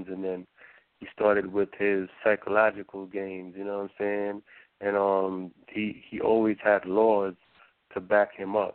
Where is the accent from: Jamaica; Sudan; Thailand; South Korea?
Jamaica; Waterford; also born or lived in Brooklyn, New York; now in New York, United States; I grew up in Waterford